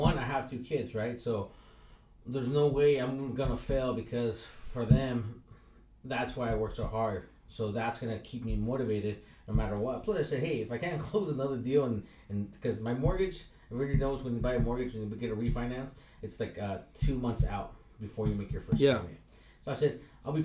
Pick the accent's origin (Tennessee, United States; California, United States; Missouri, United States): California, United States; San Diego; I grew up in San Ysidro, and I was a welfare kid